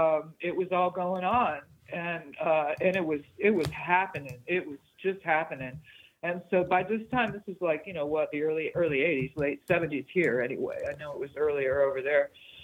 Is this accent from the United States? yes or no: yes; Los Angeles, California, United States; born or raised there; also born or lived in Hollywood, Los Angeles